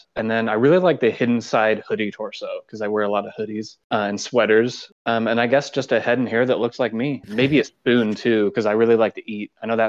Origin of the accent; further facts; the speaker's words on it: United States; I'm from the United States.